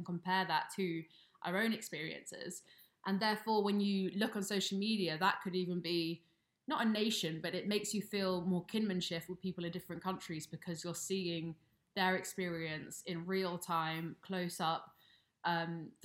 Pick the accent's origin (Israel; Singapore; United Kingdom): United Kingdom; as two British people ourselves